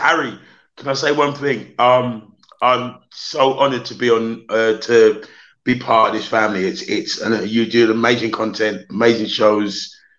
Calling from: Crystal Palace, London, United Kingdom; I'm joining from down Crystal Palace.

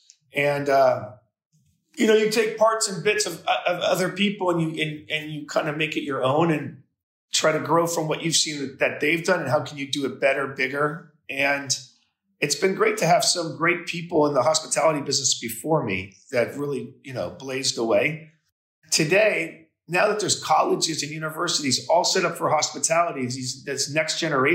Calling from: Miami, Florida, United States; Miami, Florida.

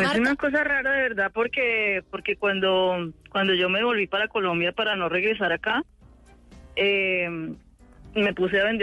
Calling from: New York, United States; Yo estoy en Long Island.

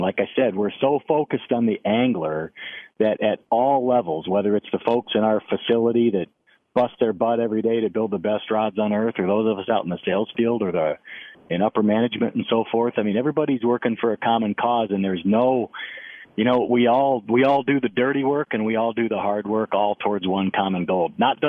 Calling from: Cedar Rapids, Iowa, United States; Well, I live in Cedar Rapids, Iowa.

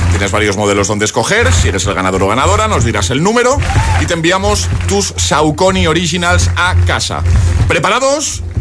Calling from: Tres Cantos, Community of Madrid, Spain; de Madrid, Tres Cantos.

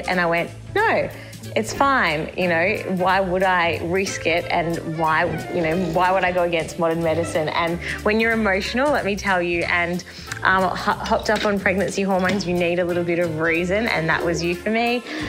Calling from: Madison, Wisconsin, United States; I'm your Gistner from Madison, Wisconsin. I live 3 hours north of Sue the Dinosaur and that big shiny bean.

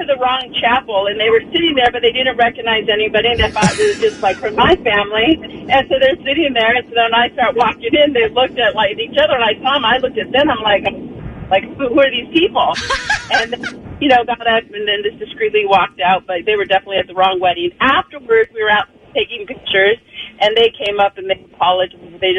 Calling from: Cherry Valley, United States; from Cherry Valley.

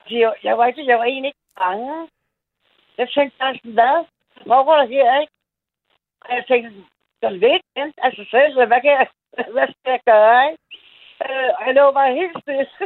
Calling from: Copenhagen, Capital Region of Denmark, Denmark; Jeg er fra København.

